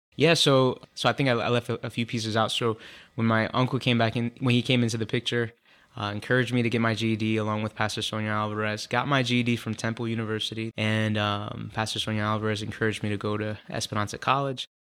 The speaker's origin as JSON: {"language": "English", "town": "Philadelphia", "region": "Pennsylvania", "country": "United States", "tie": "born or raised there", "also_born_or_lived": "Leominster, Massachusetts", "said": "just was raised in Philadelphia all my life by a single mother"}